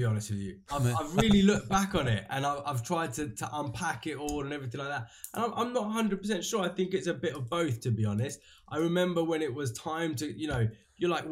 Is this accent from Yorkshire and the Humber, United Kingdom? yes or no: no; London, United Kingdom; I was born and raised in London. I've lived here my whole life